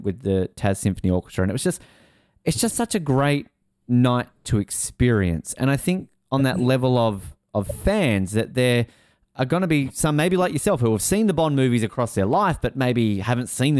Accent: Tasmania, Australia; moved away; I'm originally from Tasmania

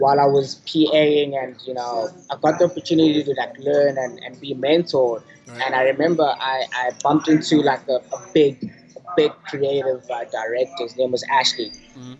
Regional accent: Johannesburg, Gauteng, South Africa; moved away as an adult; also born or lived in Cape Town; I'm from Johannesburg.

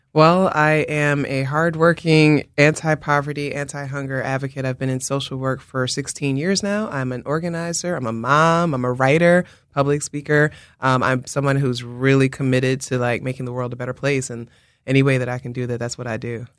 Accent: New York City, New York, United States; moved away as an adult; now in Philadelphia, United States; I'm from the Bronx

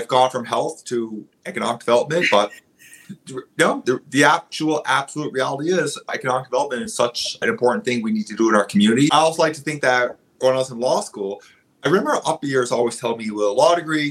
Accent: Waycobah, Cape Breton, Nova Scotia, Canada; I am from Waygamaw Unamagi, roughly translates to the head of the waters, the end of the bay. It's where the Bedore Lakes end on Cape Breton. I went to an Indian day school from 1985 to 1993.

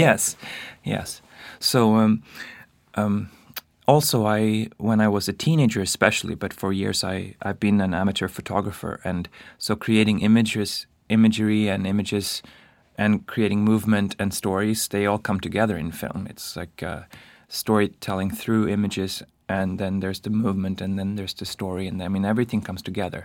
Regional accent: Stockholm, Stockholm County, Sweden; moved away as an adult; also born or lived in Paris, France; now in New York, United States; I come from Stockholm

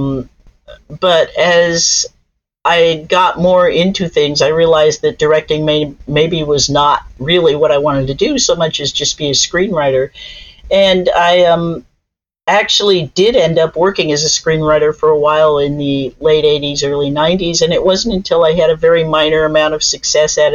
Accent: Los Angeles, California, United States; born or raised there

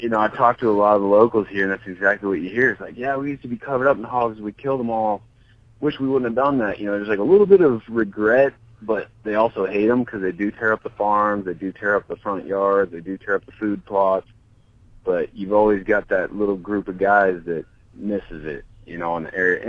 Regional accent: Montana, United States; I grew up cattle ranching in Montana

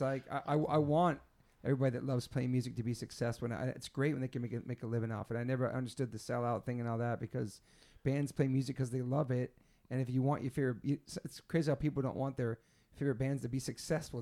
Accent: East Coast, United States; growing up in the East Coast

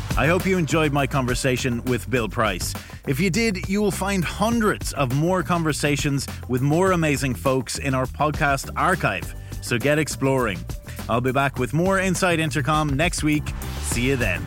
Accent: Ireland; as an Irishman

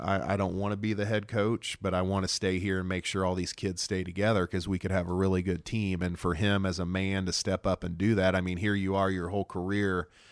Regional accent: Noblesville, Indiana, United States; born or raised there

